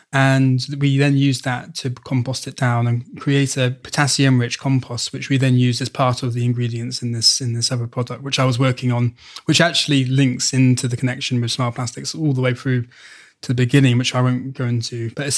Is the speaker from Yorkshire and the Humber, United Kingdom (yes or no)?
no; Wales, United Kingdom; moved away as an adult; I am actually Welsh. {S0} Oh, are you? Okay. {S1} Yeah, I was born in mid-Wales. So I have had a craving to return to Wales since leaving. When I first left in 2000